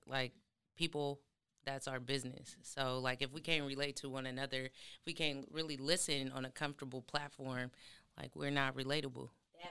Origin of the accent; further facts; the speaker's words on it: Lansing, Michigan, United States; now in Atlanta, United States; I'm originally from Michigan, and coming down here